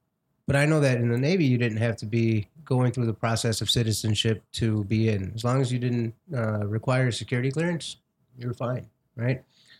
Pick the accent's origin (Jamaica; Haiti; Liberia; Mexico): Mexico; now in United States; I'm an immigrant from Mexico.